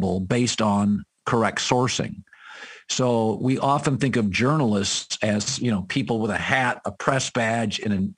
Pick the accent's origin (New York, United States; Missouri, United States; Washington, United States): Washington, United States; Aberdeen; my hometown, as you know, Aberdeen, Washington